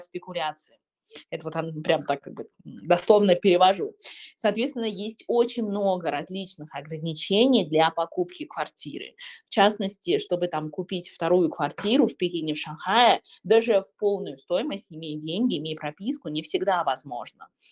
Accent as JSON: {"language": "Russian", "country": "China", "tie": "born or raised there", "moved": "yes", "said": "В моем родном городе, а, который где-то там Сороковой, наверное, по крупности города в Китае"}